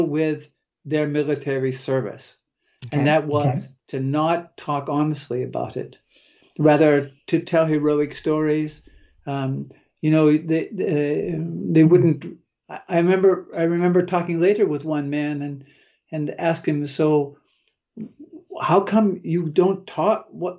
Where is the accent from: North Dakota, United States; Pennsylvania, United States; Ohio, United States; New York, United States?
Pennsylvania, United States; Waterford; also born or lived in Meadville, Pennsylvania; I grew up in Northwest Pennsylvania